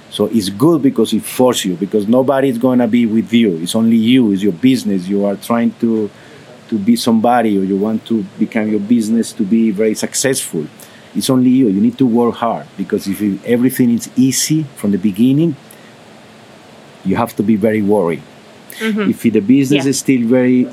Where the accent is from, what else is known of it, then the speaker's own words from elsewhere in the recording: Colombia; English is a second language; I'm from Colombia